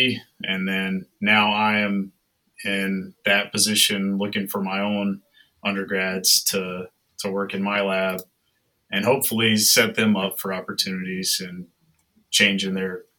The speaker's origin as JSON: {"language": "English", "region": "North Carolina", "country": "United States", "tie": "born or raised there", "moved": "yes", "said": "I grew up in North Carolina. I've lived in the southeastern U.S. my whole life."}